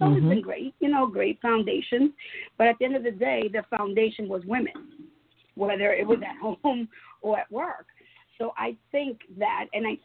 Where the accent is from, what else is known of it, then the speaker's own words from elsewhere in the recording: New York City, New York, United States; I am originally from New York, from Brooklyn, New York. So I'm born and raised in New York